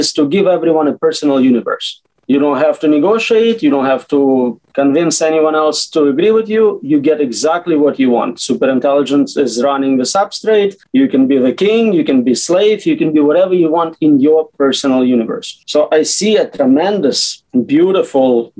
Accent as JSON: {"language": "English", "country": "United States", "tie": "born or raised there", "also_born_or_lived": "Latvia", "said": "My parents moved, so I came here as a child, and I grew up in US"}